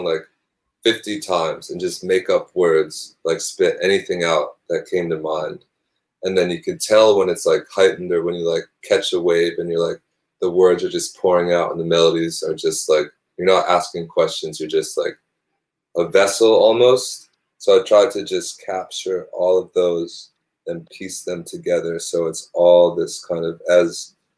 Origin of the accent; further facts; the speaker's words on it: Northeast, United States; now in New York City, United States; I grew up in the Northeast